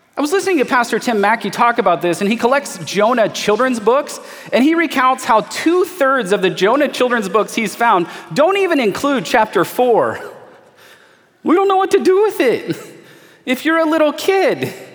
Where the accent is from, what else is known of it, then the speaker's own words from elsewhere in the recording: United States; as an American in 2021